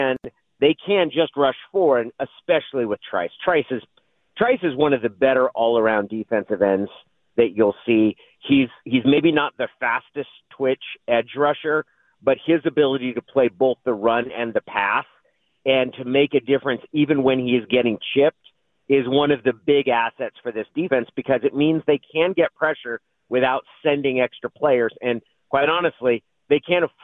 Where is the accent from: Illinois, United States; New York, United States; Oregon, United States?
Oregon, United States; Klamath Falls; I grew up in Klamath Falls. I have deep roots in the state of Oregon